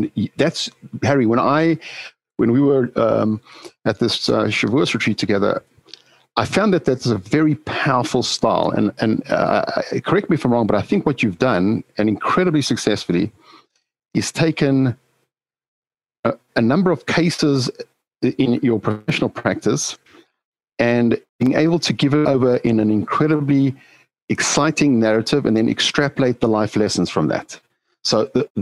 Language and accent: English; South Africa; moved away; As a young kid growing up in South Africa